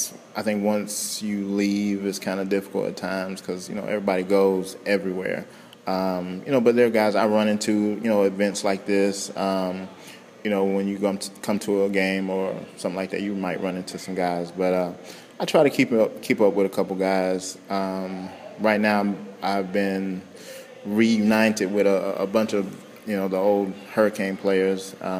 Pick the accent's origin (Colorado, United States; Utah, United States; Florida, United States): Florida, United States; Central; I'm from Central Florida